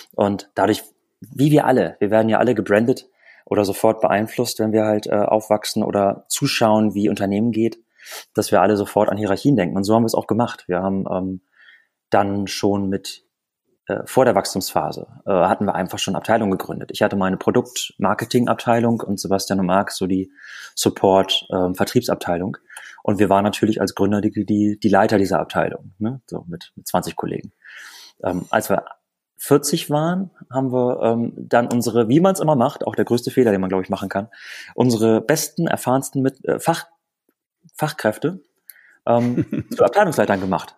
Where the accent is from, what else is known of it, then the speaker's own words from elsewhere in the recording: Lüneburg Heath, Lower Saxony, Germany; moved away as an adult; also born or lived in Bremen; Wir kommen beide aus der Lüneburger Heide